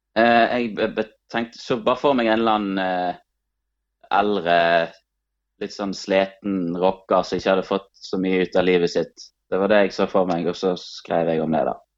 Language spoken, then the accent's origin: Norwegian; Bjørnafjorden municipality, Vestland, Norway; vi er fra Bjørnafjorden kommune